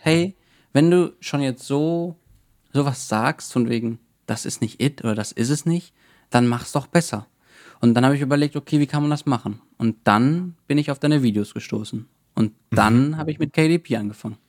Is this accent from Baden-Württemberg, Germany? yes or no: no; Cologne, North Rhine-Westphalia, Germany; ich komme ja aus Köln oder wohne in Köln